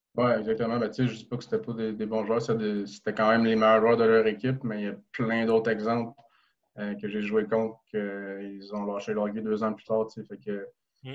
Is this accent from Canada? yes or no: yes; Rosemère, Quebec, Canada; moved away as an adult; also born or lived in Sherbrooke; now in France; je viens de Rosemère